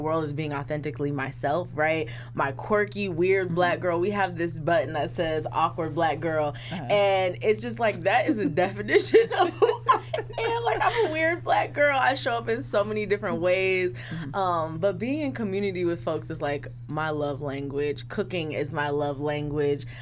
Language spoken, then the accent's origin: English; Sacramento, California, United States; also born or lived in Monterey County, California; I am from South Sacramento, um, raised there, but I was born in Monterey County.